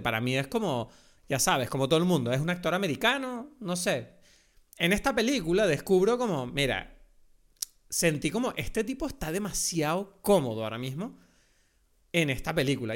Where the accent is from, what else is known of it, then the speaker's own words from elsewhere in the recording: Venezuela; accent: Venezuelan; un acento venezolano, que es mi acento de verdad